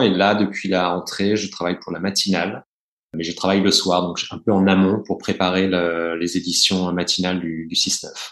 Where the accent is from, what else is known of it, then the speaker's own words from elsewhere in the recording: Burgundy, Bourgogne-Franche-Comté, France; je suis né, j'ai grandi en Bourgogne